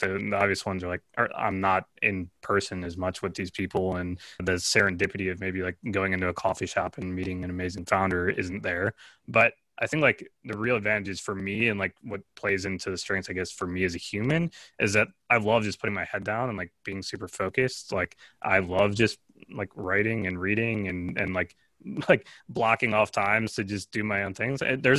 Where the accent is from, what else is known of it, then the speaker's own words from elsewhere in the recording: Michigan, United States; Like I was born and raised in Michigan. And so for me, this is like my normal.